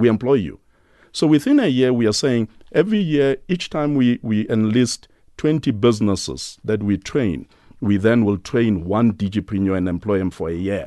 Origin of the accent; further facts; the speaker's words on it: Soweto, Gauteng, South Africa; I'm from White City